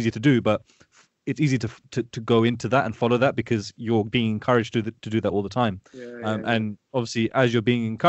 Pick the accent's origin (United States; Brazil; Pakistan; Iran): Pakistan; Obviously, being Pakistani, I know what the culture is like.